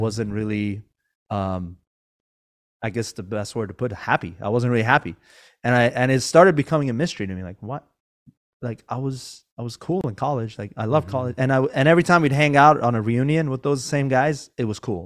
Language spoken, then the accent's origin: English; Iran; now in Northern California, United States; I wasn't born here. I was born in Iran